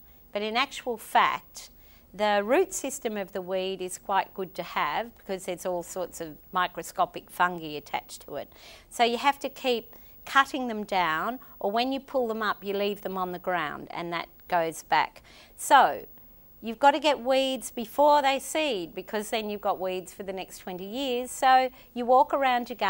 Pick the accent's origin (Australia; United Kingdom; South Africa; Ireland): Australia; northern Queensland; born or raised there; also born or lived in Lae, Papua New Guinea